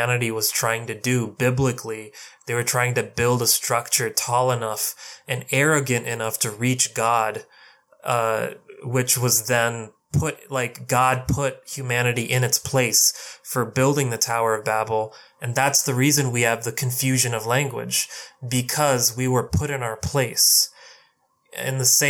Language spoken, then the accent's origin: English; India; I'm Indian